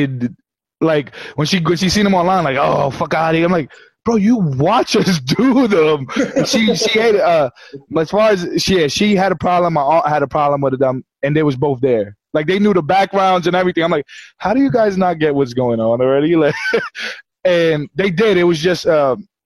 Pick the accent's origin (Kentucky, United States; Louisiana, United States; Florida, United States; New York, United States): New York, United States; New York City; also born or lived in New Jersey; I'm from Brooklyn and Queens